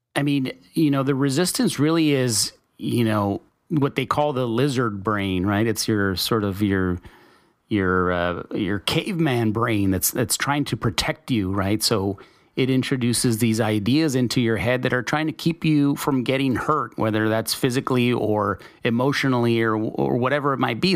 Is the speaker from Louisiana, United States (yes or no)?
no; El Paso, Texas, United States; I'm from Texas. I grew up in, uh, in El Paso